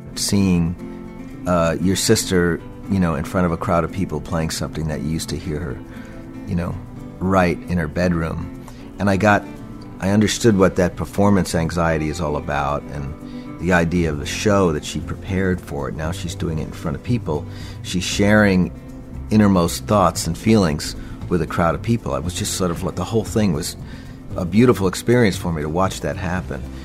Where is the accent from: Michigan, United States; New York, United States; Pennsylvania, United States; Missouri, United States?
New York, United States; Westbury; I grew up on Long Island, born in 56